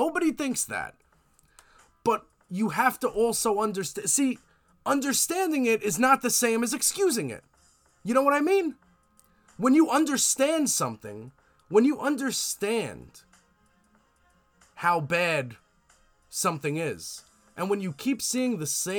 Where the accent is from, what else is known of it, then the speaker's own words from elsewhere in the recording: United States; I'm American